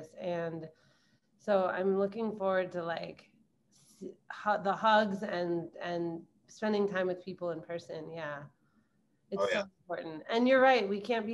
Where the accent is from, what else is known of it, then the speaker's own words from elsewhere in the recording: Milwaukee, Wisconsin, United States; moved away as an adult; also born or lived in Southeast Asia; Born and raised in Milwaukee, Wisconsin